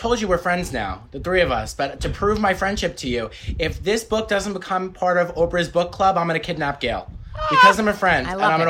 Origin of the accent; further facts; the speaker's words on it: New York City, New York, United States; now in Los Angeles, United States; So basically I'm Italian, but I'm from Staten Island. A lot of my friends were Irish, so St. Patrick's Day was a really big deal.